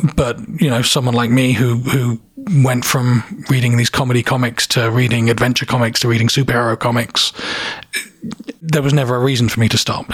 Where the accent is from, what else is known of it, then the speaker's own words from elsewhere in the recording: Hastings, South East England, United Kingdom; moved away as an adult; also born or lived in London; now in Toronto, Canada; i'm originally from the south of England, a town called Hastings, which is quite well known because of a battle that happened a thousand years ago. So, so everyone knows of the place, even if they don't know the place. I grew up there